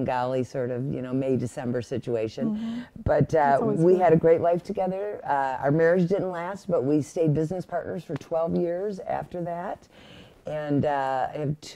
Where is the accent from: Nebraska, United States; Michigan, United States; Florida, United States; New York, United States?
Michigan, United States; Monroe; I'm a Michigan girl, born and raised. I grew up in Monroe